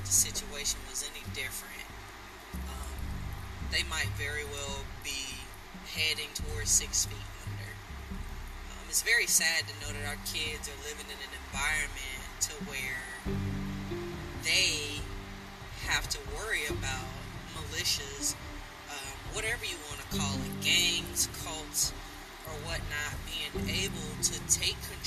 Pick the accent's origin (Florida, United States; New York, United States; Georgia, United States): Georgia, United States; South; accent: twang; I'm from South Georgia, and even though I can't hear my twang, as we like to call it, I am fully aware that it comes through when I'm talking.